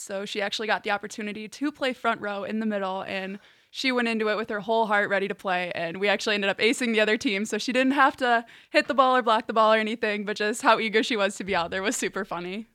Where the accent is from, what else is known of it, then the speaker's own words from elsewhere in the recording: Chicago, Illinois, United States; moved away as an adult; now in Hillsdale, United States; I'm from the northwest suburbs of Chicago and Illinois